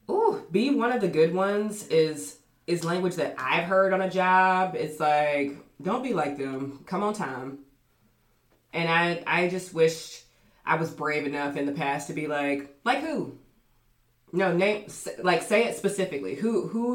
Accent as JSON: {"language": "English", "region": "Georgia", "country": "United States", "said": "I'm from Georgia"}